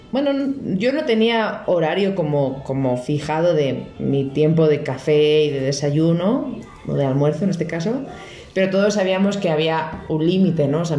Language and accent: Spanish; Spain; si no lo han escuchado ya por este bello acento que tengo, soy de España.